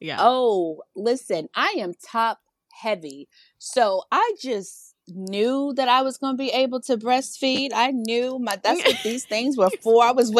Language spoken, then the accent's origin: English; Virginia, United States; moved away as an adult; now in New York, United States; I'm from Virginia. She lives in Virginia, but I was living in New York.